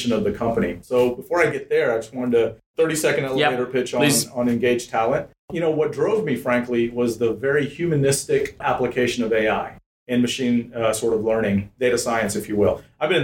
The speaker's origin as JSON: {"language": "English", "town": "Atlanta", "region": "Georgia", "country": "United States", "tie": "born or raised there", "also_born_or_lived": "India", "second_language": "English", "said": "I grew up in Atlanta"}